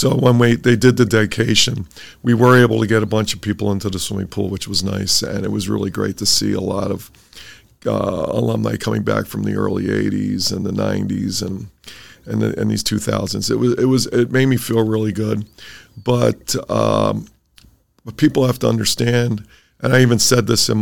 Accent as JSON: {"language": "English", "town": "Philadelphia", "region": "Pennsylvania", "country": "United States", "tie": "born or raised there", "also_born_or_lived": "Wisconsin", "moved": "as an adult", "lives_now": "Beloit, United States", "said": "I grew up in Philly. I was born in 55, so I grew up in Philly in the 60s"}